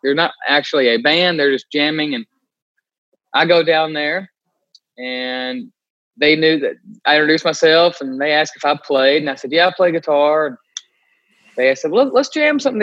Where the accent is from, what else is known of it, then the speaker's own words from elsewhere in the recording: Glasgow, Kentucky, United States; I was growing up in Glasgow, 15 minutes away